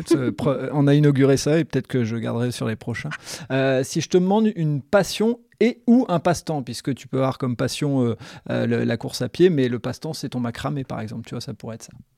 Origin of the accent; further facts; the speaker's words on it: the Nord, Hauts-de-France, France; le Nord parce que c'est là où je suis né, c'est là où j'ai grandi, donc et que j'ai pas bougé